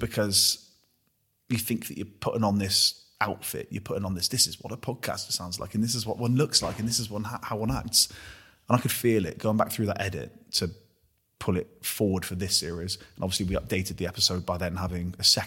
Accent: Gloucester, South West England, United Kingdom; I'm a knobhead from Gloucester

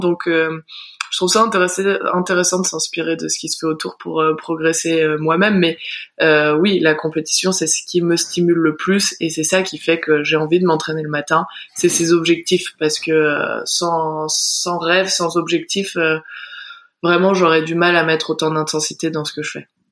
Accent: Val Thorens, Auvergne-Rhône-Alpes, France; en grandissant à Val Thorens, on est assez vite mmh. dirigé vers les sports de glisse

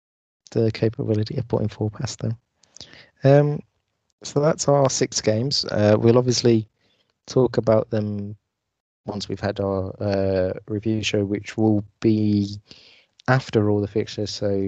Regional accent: Newcastle, North East England, United Kingdom; Yeah, man, I'm from Newcastle.

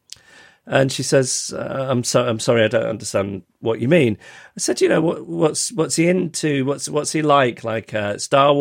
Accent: London, United Kingdom; I say, London

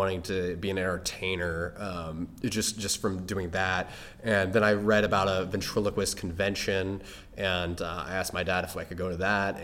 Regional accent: Indianapolis, Indiana, United States; now in Los Angeles, United States; I grew up in Indiana, and I went to North Central High School

